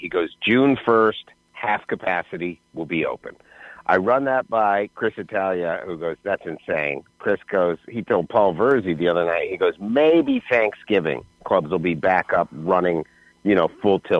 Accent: Canada; now in United States; I'm from Canada

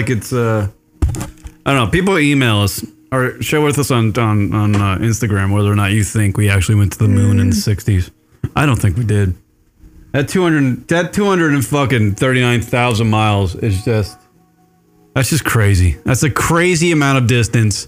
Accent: United States; I'm American

